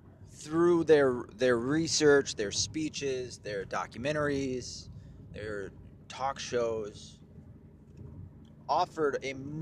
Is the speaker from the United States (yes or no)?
yes; Tennessee, United States; also born or lived in Mount Home, Arkansas / Michigan / New York; as a quick summary, I was born in Mount Home, Arkansas. I was raised in Tennessee and Michigan, some in New York.